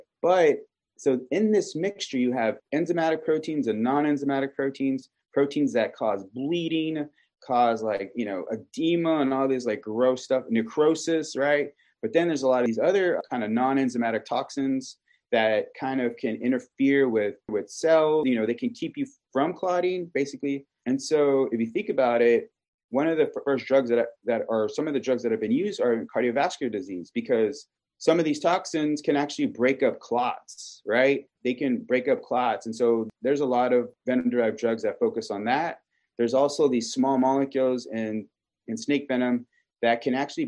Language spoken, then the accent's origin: English; Kingsville, Texas, United States; I am originally from South Texas in Keensville, where Texas A&M University in Keensville is located